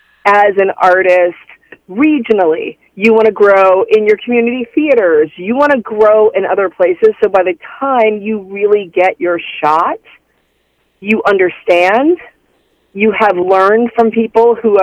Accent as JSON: {"language": "English", "town": "Dayton", "region": "Ohio", "country": "United States", "tie": "born or raised there", "lives_now": "New York, United States", "said": "Dayton, Ohio."}